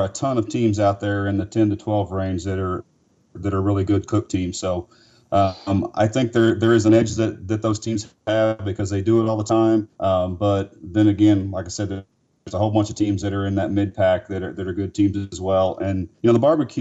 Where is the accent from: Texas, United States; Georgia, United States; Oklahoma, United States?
Oklahoma, United States; I'm from Oklahoma, I'm an OSU Cowboy fan